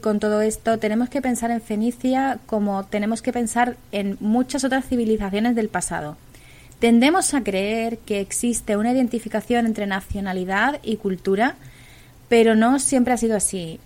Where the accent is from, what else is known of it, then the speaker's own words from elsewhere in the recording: Tartessos, Andalusia, Spain; a mi tierra, a Tartesos